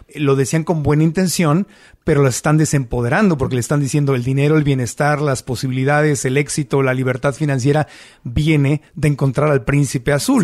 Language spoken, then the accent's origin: Spanish; Mexico City, Mexico; also born or lived in Tijuana, Baja California; Yo soy tijuanense, pero crecí mucho tiempo en la Ciudad de México